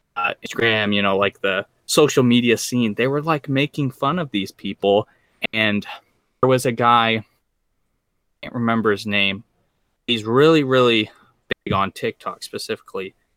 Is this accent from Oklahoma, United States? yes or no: yes; Oklahoma, United States; I'm from Oklahoma.